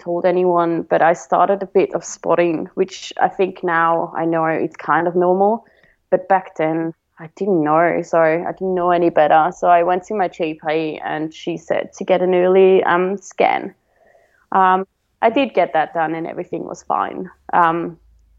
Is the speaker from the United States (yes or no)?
no; Switzerland; now in Victoria, Australia; I'm from Switzerland, so in Switzerland it's very common to go